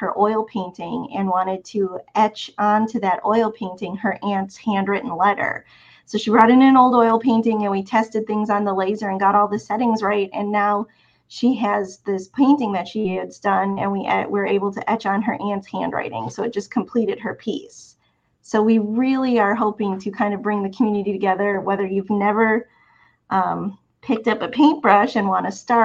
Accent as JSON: {"language": "English", "town": "Milwaukee", "region": "Wisconsin", "country": "United States", "tie": "born or raised there", "also_born_or_lived": "Champaign-Urbana, Illinois / Oregon coast", "moved": "yes", "lives_now": "Alabama, United States", "said": "I grew up in Milwaukee, Wisconsin."}